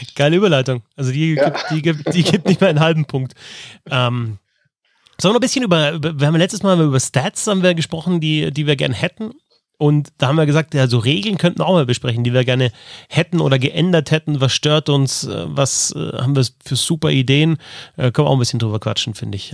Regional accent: Hausham, Bavaria, Germany; in meiner Kindheit und Jugend auf dem Eisplatz in Haus, an diesem Ort

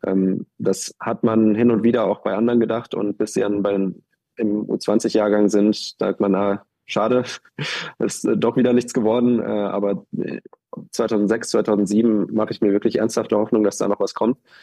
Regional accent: Germany; als Deutscher

